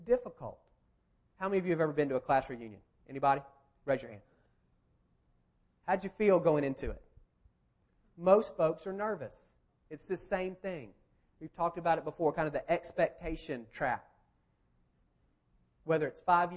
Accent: Marietta, Georgia, United States; also born or lived in Athens / Kentucky; This is literally my hometown. I went to Marietta High School. I grew up at First Methodist Marietta

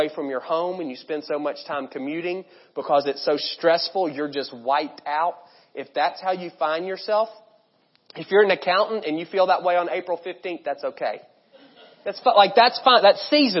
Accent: United States; us to fall into as Americans, and really as American Christians

